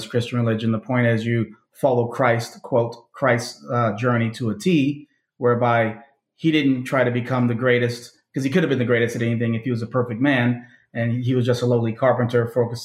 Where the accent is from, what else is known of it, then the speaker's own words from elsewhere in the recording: Chicago, Illinois, United States; I was born and raised in Chicago, south suburbs, well, south side of the city, and then the suburbs